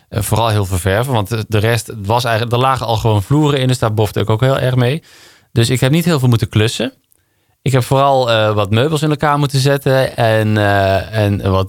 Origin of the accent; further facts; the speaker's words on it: Limburg, Netherlands; Ik ben definitief weg uit Limburg. Ik kom er nog wel eens hè, met, met kerst en oud en nieuw. Dan ga ik gewoon even langs mijn moeder.